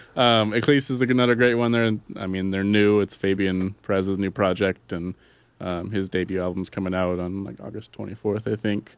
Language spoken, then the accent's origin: English; Yakima, Washington, United States; my hometown of Yakima